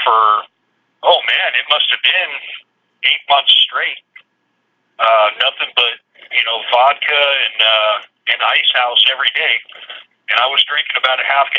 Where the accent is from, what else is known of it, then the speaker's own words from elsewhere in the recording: Kitsap County, Washington, United States; I grew up in Kitsap County in Washington State